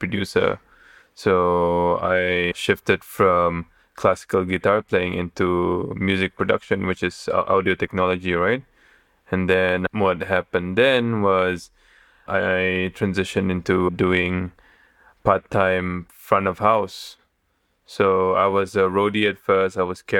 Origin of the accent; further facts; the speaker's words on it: Kota Kinabalu, Sabah, Malaysia; moved away as an adult; also born or lived in Kuala Lumpur, Malaysia / Thailand; So I'm from Kota Kinabalu. I'm from Sabah, the northern part of Borneo.